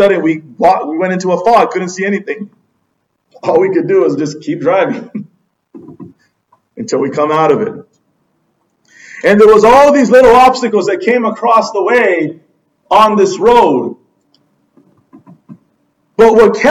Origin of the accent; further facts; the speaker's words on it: Southern California, United States; we're from Southern California